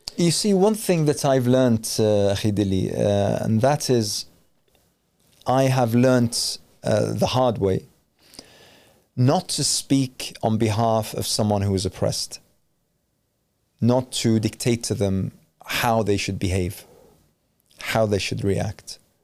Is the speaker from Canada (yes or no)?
no; Iraq; moved away